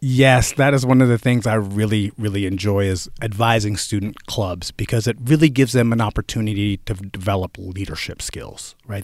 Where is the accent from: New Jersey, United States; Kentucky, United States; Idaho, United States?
New Jersey, United States; central; moved away as an adult; also born or lived in Indiana / North Carolina; now in Oregon, United States; growing up in New Jersey, I'm from central New Jersey